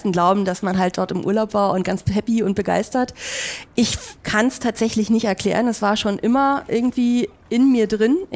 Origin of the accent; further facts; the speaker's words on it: Berlin, Germany; now in Hamburg, Germany; Also ich bin gebürtige Berlinerin, mhm. hört man vielleicht nicht mehr ganz so raus, mhm. ich hoffe es zumindest. Ähm, und bin dort halt eben geboren, aufgewachsen, habe dort auch mein Studium gemacht